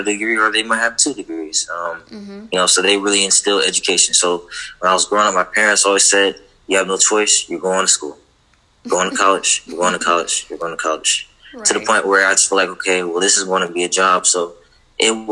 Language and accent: English; Fort Pierce, Florida, United States; growing up in Fort Pierce, where I'm from